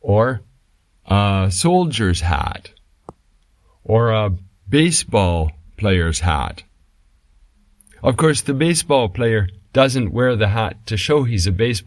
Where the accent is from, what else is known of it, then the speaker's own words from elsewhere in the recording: Canada; I come from Canada